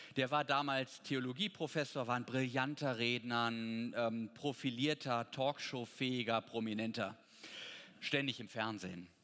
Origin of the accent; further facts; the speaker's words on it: Potsdam, Brandenburg, Germany; Ich komme ja aus Potsdam